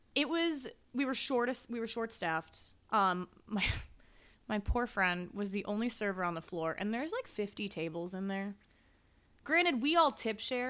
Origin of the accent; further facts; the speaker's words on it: Chicago, Illinois, United States; also born or lived in Las Vegas; I'm from Chicago